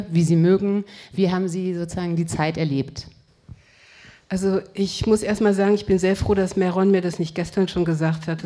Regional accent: Frankfurt, Hesse, Germany; also born or lived in Cologne / Paris; Ich bin in Köln geboren, mit vier Jahren nach Paris und dann 1962 nach Frankfurt gekommen.

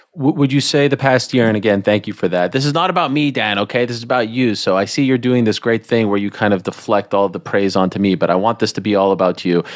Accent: Quebec, Canada; moved away; I grew up in Canada

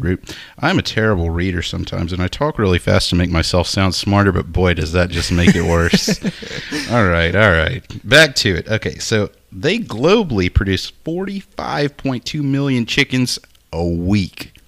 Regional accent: Nacogdoches, Texas, United States; being from Nacogdoches

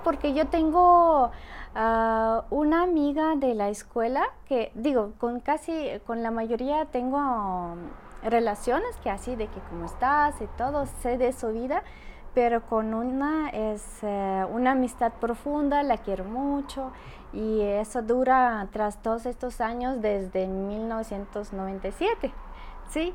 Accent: Saint Petersburg, Russia; Spanish is a second language; moved away as an adult; also born or lived in Spain / Monterrey, Mexico; now in Aguascalientes, Mexico; soy ciudadana rusa, Vengo de San Petersburgo, ya viví hasta 22 años y como 7 años ya vivo en México y como 4 años aquí en Aguascalientes

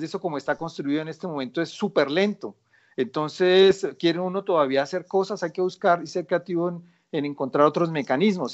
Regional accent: Colombia; soy colombiano

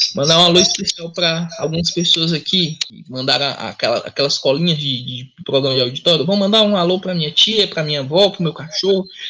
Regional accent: Fortaleza, Ceará, Brazil; eu sou de Fortaleza

